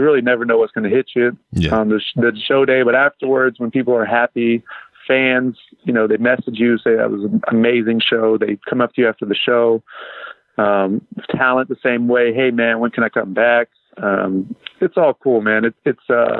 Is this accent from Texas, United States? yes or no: yes; Abilene, Texas, United States; I grew up in Abilene as a big wrestling fan.